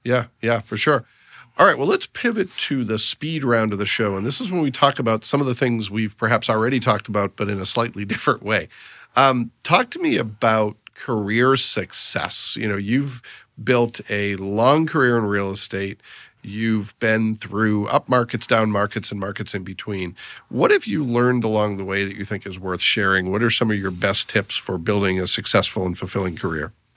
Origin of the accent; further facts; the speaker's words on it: Massachusetts, United States; also born or lived in Northeast Indiana; now in Indiana, United States; I grew up in Massachusetts